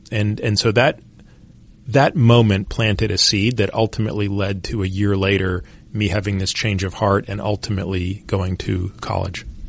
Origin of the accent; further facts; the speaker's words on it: Toronto, Ontario, Canada; I grew up in Toronto